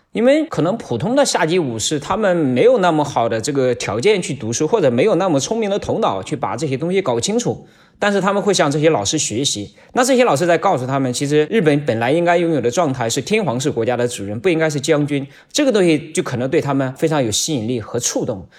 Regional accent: China; 我们中国人是生活在一个漫长的历史的大一统的这个国家里

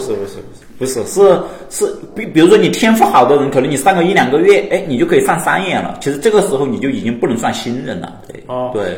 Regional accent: Sichuan, China; now in Shenzhen, China; 我是四川的

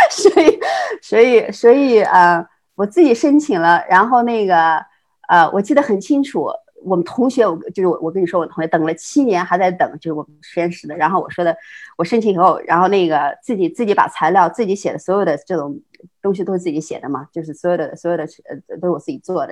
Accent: China; moved away as an adult; now in United States; 像咱们这样的中国人，就是， 就是在， 在， 在中国已经成型了，然后到美国来读研究生

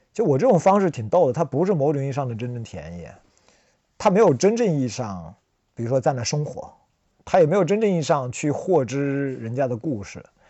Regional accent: Anhua County, Yiyang, Hunan, China; moved away as an adult; 我在乡下出生，我到高中我们才搬到那个县，阴阳下面的一个县，安化县，就现在产最多的安化黑茶的那个县，然后读了三年

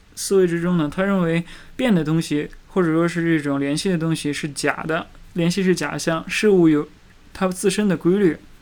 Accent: China; 我们中国人

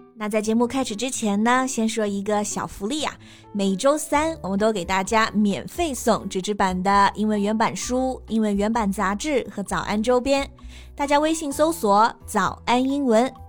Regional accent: Hunan, China; 我们都是湖南人

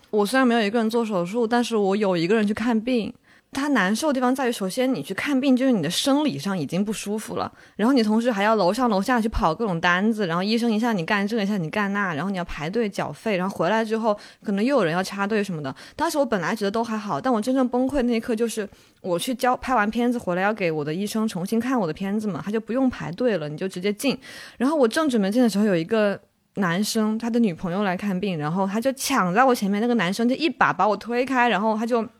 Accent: Wuhan, Hubei, China; moved away; 我老家在武汉嘛

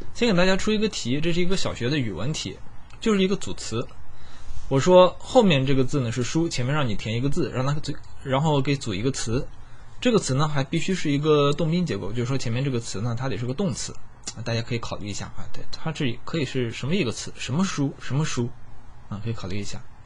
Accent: China; 我身为一个中国人，我很自豪

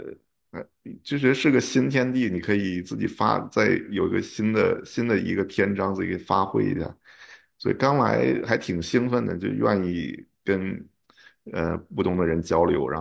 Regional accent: China; moved away as an adult; now in United States; 说啊我刚从中国过来啊

